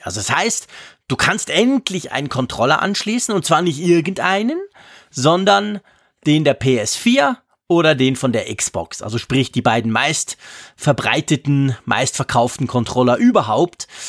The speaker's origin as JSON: {"language": "German", "country": "Switzerland", "accent": "Swiss German", "said": "für mich als Schweizer"}